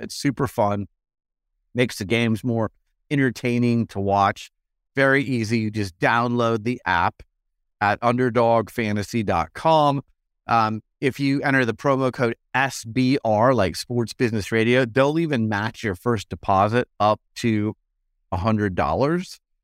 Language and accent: English; Arizona, United States; moved away; I'm from Arizona